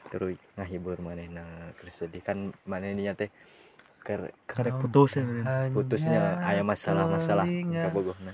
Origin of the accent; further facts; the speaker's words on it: West Java, Indonesia; Oke, gue Sunda Sunda.